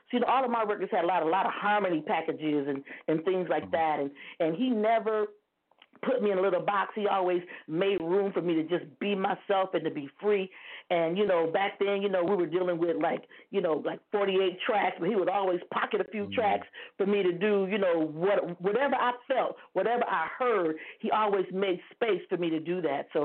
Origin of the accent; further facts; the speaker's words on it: Toledo, Ohio, United States; now in Dayton, United States; I'm calling from Ohio. I still live in Ohio. I'm in Dayton, Ohio. You know, I grew up in Toledo, Ohio